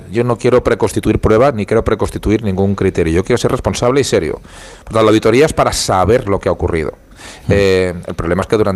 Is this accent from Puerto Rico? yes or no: no; Valencian Community, Spain; la, de la uva embolsada del Vinalopó, que también. Oiga, vaya la promoción que estoy haciendo de mi tierra